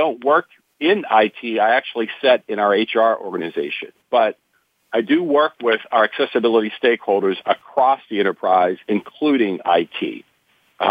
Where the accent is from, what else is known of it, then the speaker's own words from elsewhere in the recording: about 60 miles south of Pittsburgh, small town in southwest Pennsylvania, United States; I grew up in a small town, southwest Pennsylvania, probably about 60 miles south